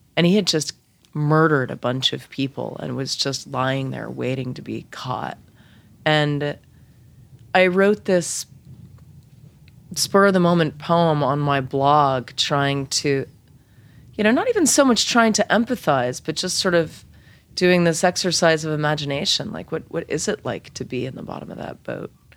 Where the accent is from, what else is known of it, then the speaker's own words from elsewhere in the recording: Lexington, Massachusetts, United States; also born or lived in Boston; I grew up in Lexington